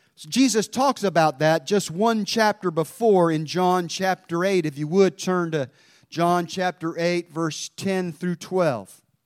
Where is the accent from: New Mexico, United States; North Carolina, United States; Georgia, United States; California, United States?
North Carolina, United States; Mount Airy; my hometown of Mount Airy